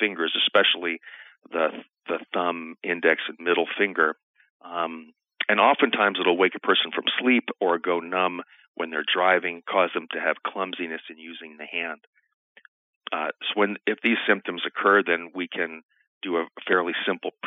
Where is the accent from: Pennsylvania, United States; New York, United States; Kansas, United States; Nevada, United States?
New York, United States; New York City; moved away as an adult; also born or lived in Naples, Italy / San Diego, California; now in Nebraska, United States; I grew up in New York City and went to medical school at New York University